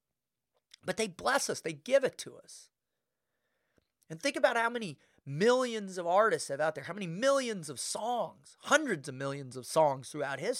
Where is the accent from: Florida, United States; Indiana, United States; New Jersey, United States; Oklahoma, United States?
Florida, United States; South; growing up in South Florida